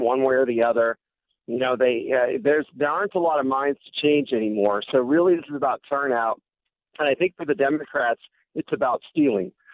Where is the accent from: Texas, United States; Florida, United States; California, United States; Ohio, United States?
California, United States; which is what I was taught as a school child growing up in California